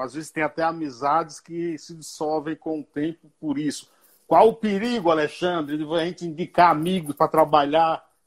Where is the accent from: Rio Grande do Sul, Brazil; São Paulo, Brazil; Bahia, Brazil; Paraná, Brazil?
Bahia, Brazil; Eu sou baiano